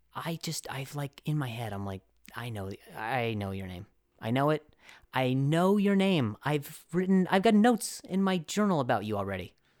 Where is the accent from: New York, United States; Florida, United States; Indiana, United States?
Indiana, United States; moved away; also born or lived in Las Vegas, Nevada; I grew up half in Indiana